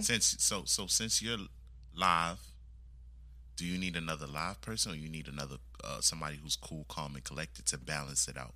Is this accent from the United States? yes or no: yes; United States; I was born here in the States, but my background is West Indian